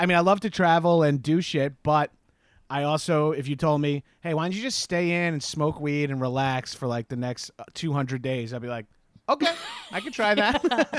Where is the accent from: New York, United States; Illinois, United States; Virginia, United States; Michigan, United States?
New York, United States; Long Island; now in Los Angeles, United States; I'm from Long Island originally.